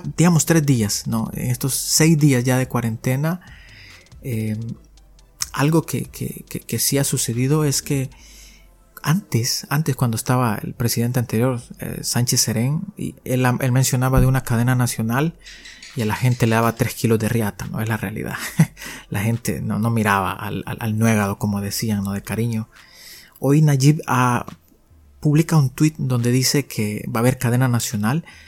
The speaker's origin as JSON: {"language": "Spanish", "country": "El Salvador", "said": "soy un salvadoreño"}